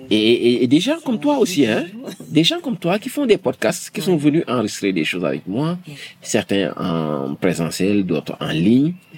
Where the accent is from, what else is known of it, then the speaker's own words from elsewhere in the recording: Senegal; Je suis sénégalais. J'ai grandi au Sénégal.